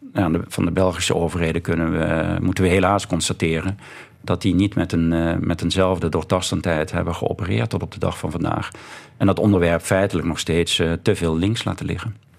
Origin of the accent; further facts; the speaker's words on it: Voerendaal, Limburg, Netherlands; En ik kom uit Voerendaal, zoals al gezegd, een, een dorpje bij Heerlen in de buurt, of dorp inmiddels.